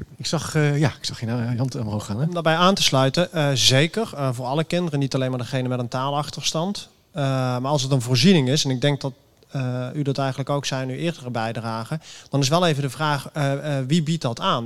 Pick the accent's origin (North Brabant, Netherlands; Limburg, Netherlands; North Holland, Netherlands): North Holland, Netherlands; Amsterdam; ik kom uit Amsterdam. Ik ben hier in Rotterdam.